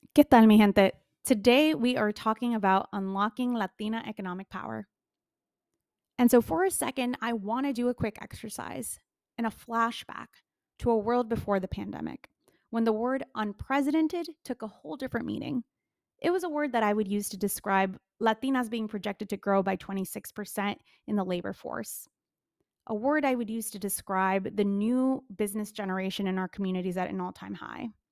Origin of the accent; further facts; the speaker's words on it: Chicago, Illinois, United States; my hometown, Chicago